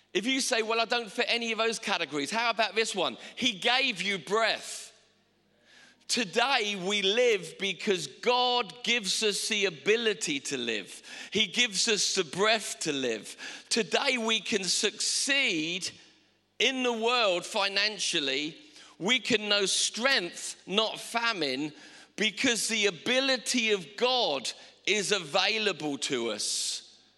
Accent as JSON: {"language": "English", "region": "England", "country": "United Kingdom"}